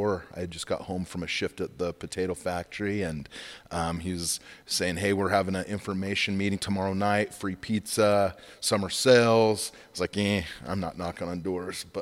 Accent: Magrath, Alberta, Canada; moved away as an adult; also born or lived in Rexburg, Idaho; Born and raised in McGrath, little town

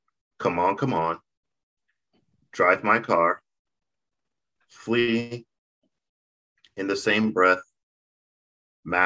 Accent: Nigeria; I'm Nigerian.

